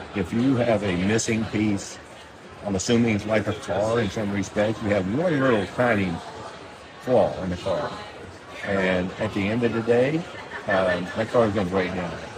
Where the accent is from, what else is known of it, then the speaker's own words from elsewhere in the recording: West Virginia, United States; moved away; also born or lived in Los Angeles; I came from West Virginia